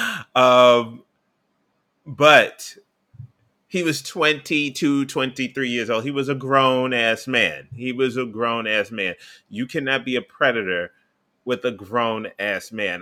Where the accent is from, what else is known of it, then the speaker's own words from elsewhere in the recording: New York City, New York, United States; I'm from New York City